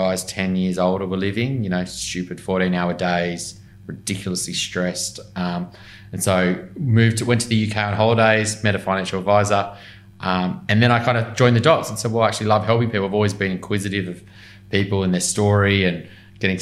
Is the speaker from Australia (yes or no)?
yes; Newcastle, New South Wales, Australia; now in Sydney, Australia; I grew up in Newcastle mainly